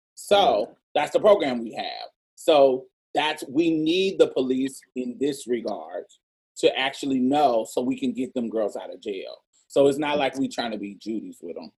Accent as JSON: {"language": "English", "region": "Texas", "country": "United States", "said": "We are from Texas"}